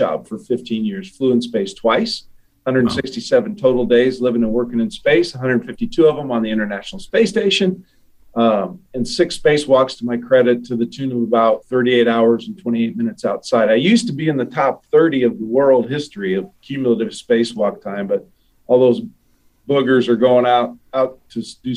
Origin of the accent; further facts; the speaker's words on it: Ashland, Nebraska, United States; moved away as an adult; also born or lived in Omaha, Nebraska / Houston, Texas; I was born in Omaha, raised in Ashland, Nebraska, between Omaha and Lincoln